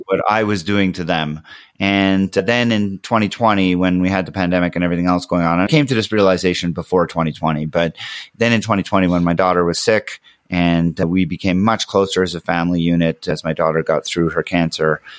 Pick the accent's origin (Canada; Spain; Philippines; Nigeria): Canada; Montreal, Quebec; moved away; we're from Montreal.